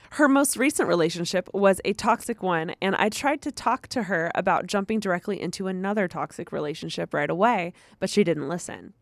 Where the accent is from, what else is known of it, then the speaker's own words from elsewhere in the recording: United States; I'm from the United States